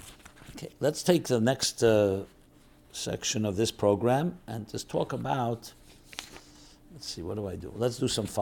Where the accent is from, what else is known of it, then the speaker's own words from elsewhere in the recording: Crown Heights, New York, United States; I'm from Crown Heights, and 11 years ago, a friend convinced me to go with him to Uman.